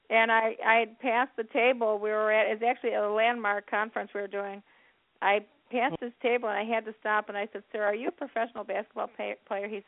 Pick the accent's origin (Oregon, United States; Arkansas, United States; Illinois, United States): Illinois, United States; Chicago; I was born and raised in Chicago